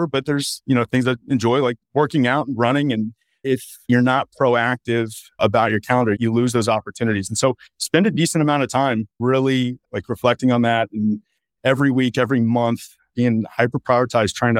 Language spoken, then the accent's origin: English; Texas, United States; I'm a native Texan. I grew up here in Texas